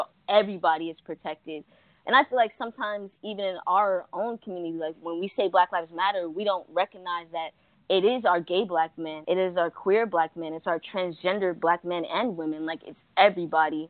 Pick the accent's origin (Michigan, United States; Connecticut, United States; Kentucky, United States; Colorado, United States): Connecticut, United States; now in Florida, United States; I'm from Connecticut